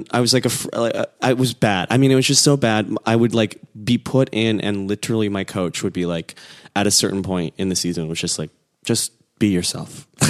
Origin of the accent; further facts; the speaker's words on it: Plainfield, Illinois, United States; also born or lived in South Korea; I grew up outside of Chicago, southwest suburb of Chicago, Plainfield, Illinois.